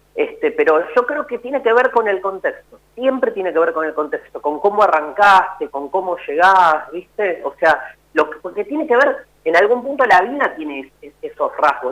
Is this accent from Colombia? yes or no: no; Buenos Aires, Argentina; yo soy un porteño